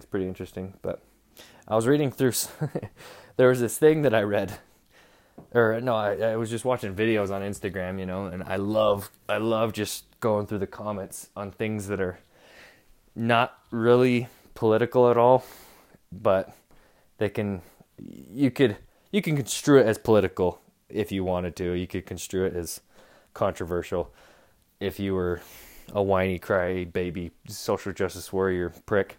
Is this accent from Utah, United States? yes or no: yes; Utah, United States; I'm Mormon. I'm from Utah.